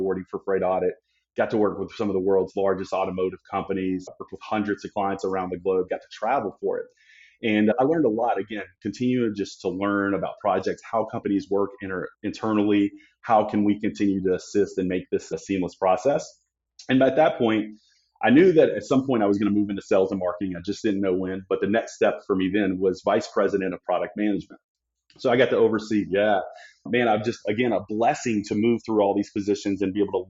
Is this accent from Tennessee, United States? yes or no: yes; Memphis, Tennessee, United States; also born or lived in Collierville, Tennessee; now in Phoenix, United States; Growing up in Memphis, Tennessee